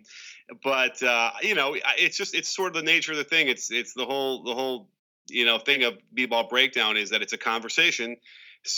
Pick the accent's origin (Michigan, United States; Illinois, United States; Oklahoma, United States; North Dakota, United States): Illinois, United States; Chicago; I grew up in Chicago.